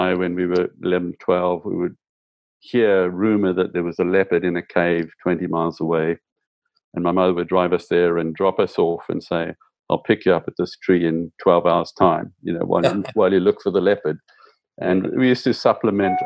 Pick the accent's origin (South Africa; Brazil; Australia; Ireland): South Africa; I grew up in South Africa